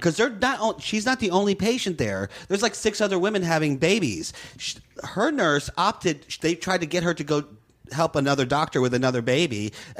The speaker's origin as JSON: {"language": "English", "town": "New Orleans", "region": "Louisiana", "country": "United States", "said": "I'm from New Orleans."}